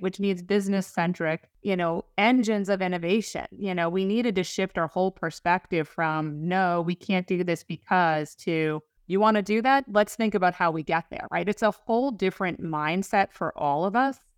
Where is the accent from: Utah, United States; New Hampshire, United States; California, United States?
New Hampshire, United States; Lake Winnipesaukee; moved away; also born or lived in Boston; I grew up in New Hampshire, up on, you know, Lake Onipasaki